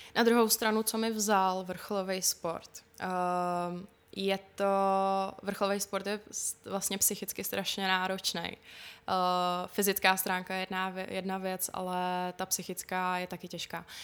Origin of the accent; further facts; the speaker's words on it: Špindlerův Mlýn, Hradec Králové Region, Czechia; also born or lived in Plzeň; Takže můj domov je kvůli tomu jakoby ve špindlu.